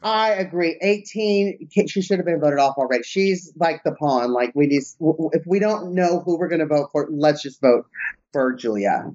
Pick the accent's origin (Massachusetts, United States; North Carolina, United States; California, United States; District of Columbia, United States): California, United States; Southern; moved away; I'm from Southern California